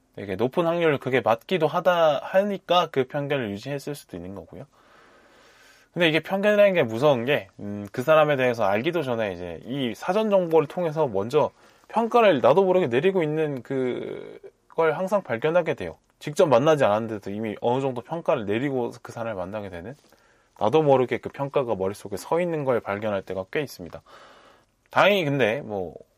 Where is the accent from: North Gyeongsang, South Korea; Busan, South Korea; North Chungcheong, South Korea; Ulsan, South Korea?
Busan, South Korea; now in Seoul, South Korea; 저의 경우에 부모님이 경남 출신이고 또 부산에서 자랐기 때문에